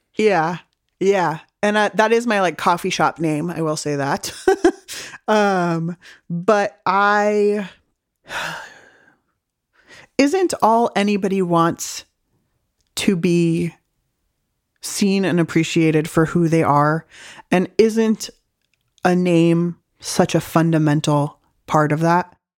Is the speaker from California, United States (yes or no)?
yes; San Diego, California, United States; also born or lived in Berkeley; I grew up in San Diego eating delicious home cooking